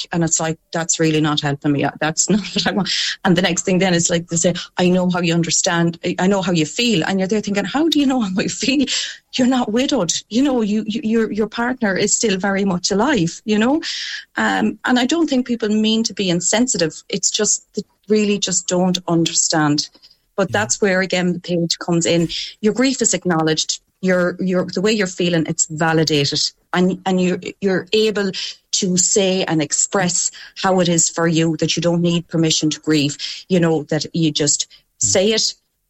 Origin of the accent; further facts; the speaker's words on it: Connacht, Ireland; Mike is in Limerick and I'm from Leitrim, so we have a 3-hour commute.